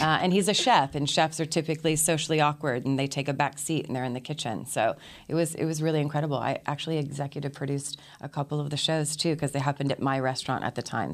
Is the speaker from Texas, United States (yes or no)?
yes; Austin, Texas, United States; also born or lived in Princeton; went back to my hometown, which was Austin. I was born, born in Princeton, but raised in Austin